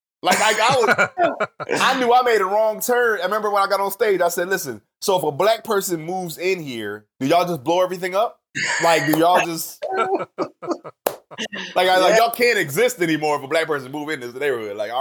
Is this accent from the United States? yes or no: yes; Camden, New Jersey, United States; now in Charlotte, United States; I'm from Camden, New Jersey, which most people will recognize as the murder capital of the world